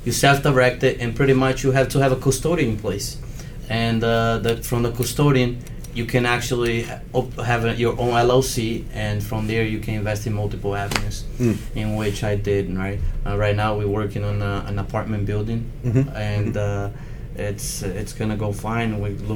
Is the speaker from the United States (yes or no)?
yes; Perth Amboy, New Jersey, United States; also born or lived in Union County, New Jersey; I'm actually from Union County, and I kind of grew up in Middlesex County, Perteum boy, and then I moved over to Union, where I reside now